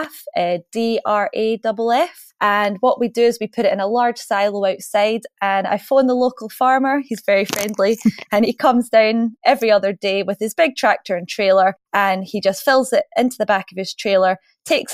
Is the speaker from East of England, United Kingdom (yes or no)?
no; Scotland, United Kingdom; because we're Scottish, we don't like to waste anything here.